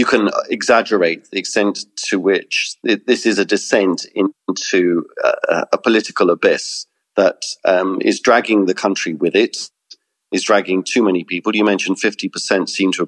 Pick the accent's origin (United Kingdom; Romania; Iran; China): United Kingdom; It's my country. You know, I am British. Listen to my accent.